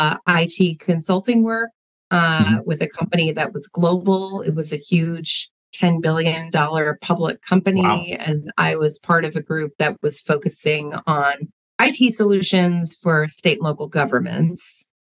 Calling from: Madison, Wisconsin, United States; I'm calling from the Midwest, the United States, in Madison, Wisconsin.

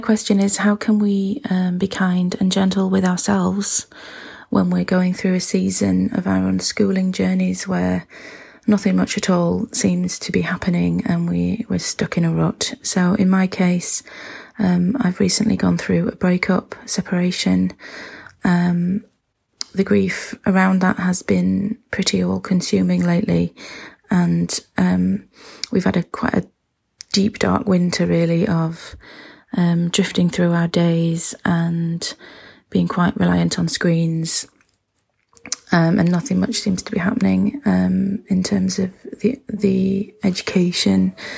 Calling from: Wakefield, Yorkshire and the Humber, United Kingdom; I'm calling from Wakefield, um, in the U K.

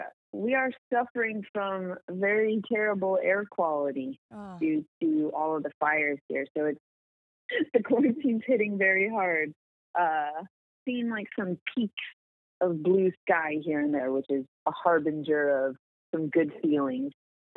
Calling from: Los Angeles, California, United States; I am at my home in Los Angeles, California.

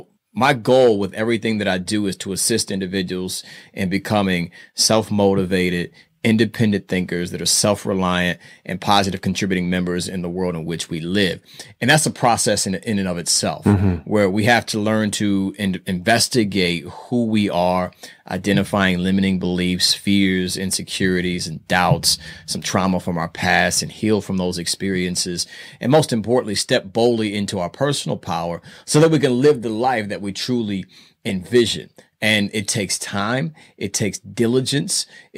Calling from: Indianapolis, Indiana, United States; I am calling from Indianapolis, Indiana, aka Naptown.

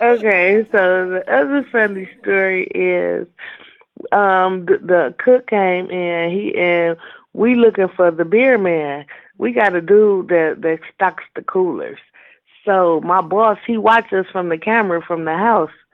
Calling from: Cleveland, Ohio, United States; I'm calling from Cleveland

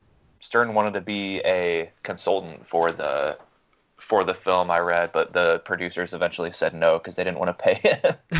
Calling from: Greensboro, North Carolina, United States; I'm recording from Greensboro, North Carolina.

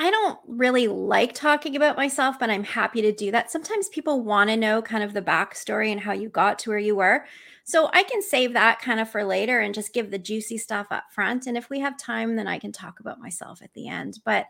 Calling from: Vancouver, British Columbia, Canada; I am joining you today from Vancouver, British Columbia, not Washington State. So I'm coming from Canada.

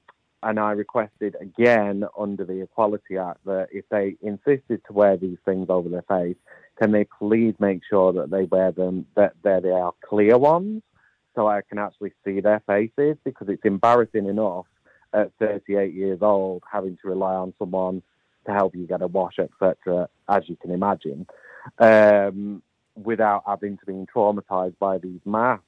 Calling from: Ashton-under-Lyne, North West England, United Kingdom; I'm calling from Ashton-under-Lyne in Manchester.

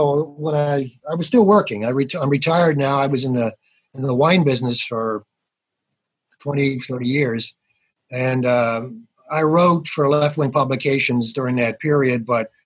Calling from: Pittsburgh, Pennsylvania, United States; I'm calling from Pittsburgh. I've lived here since I came here for school in 1969.

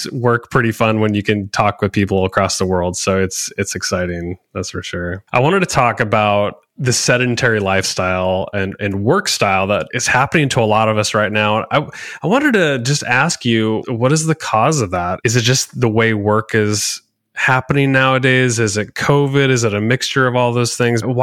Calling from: Portland, Oregon, United States; So yeah, it's 3 p.m. over here in Portland, Oregon, United States, and it's what 8 a.m. for you right now.

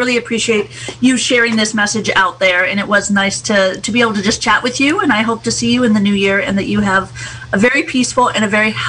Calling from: Ukiah, California, United States; Zoom, I'm calling you from Ukiah.

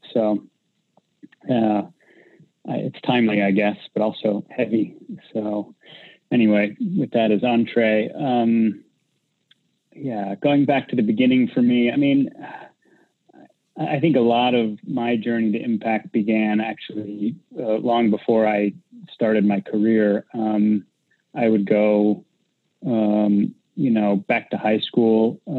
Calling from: San Francisco, California, United States; I'm at my home office in San Francisco.

